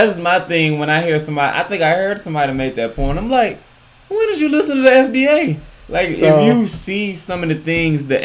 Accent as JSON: {"language": "English", "region": "the South", "country": "United States", "said": "I'm from the South."}